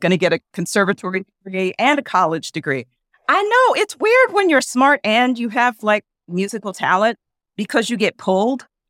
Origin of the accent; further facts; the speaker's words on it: Philadelphia, Pennsylvania, United States; I grew up in Philadelphia